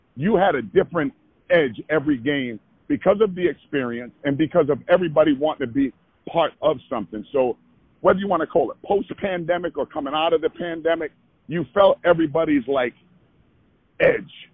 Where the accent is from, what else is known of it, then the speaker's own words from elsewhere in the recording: Providence, Rhode Island, United States; I was born and raised there. I grew up on Friar basketball